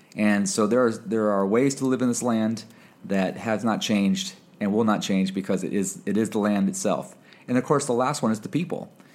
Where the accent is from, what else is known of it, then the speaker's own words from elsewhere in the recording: Michigan, United States; moved away as an adult; also born or lived in Indiana / Fresno, California / Connecticut; head high school coach at my high school where I played at in Michigan, back home, my home, in my hometown